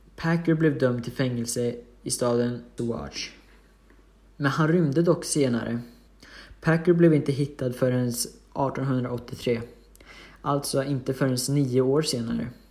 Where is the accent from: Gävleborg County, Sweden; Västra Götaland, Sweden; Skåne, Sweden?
Gävleborg County, Sweden; Hudiksvall; Jag är från Hudiksvall